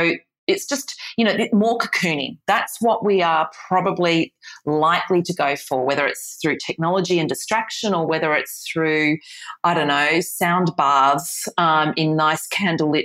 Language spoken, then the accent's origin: English; Australia; the Australian Australian here